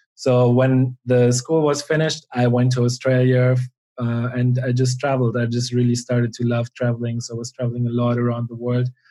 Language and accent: English; Germany; now in Spain; I grew up, um, yeah, in a small town in Germany